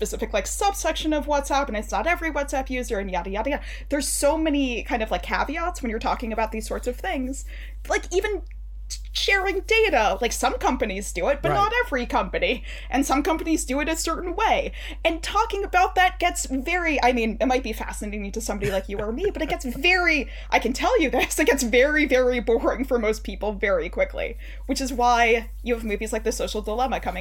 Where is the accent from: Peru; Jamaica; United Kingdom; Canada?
Canada; I'm Canadian